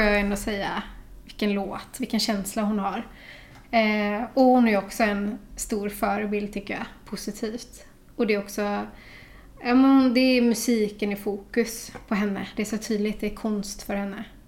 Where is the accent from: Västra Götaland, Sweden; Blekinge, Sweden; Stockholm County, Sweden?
Västra Götaland, Sweden; Gothenburg; jag är från Olofstorp. Mm. Så det är knappt 20 minuter ut på landet. Där har jag vuxit upp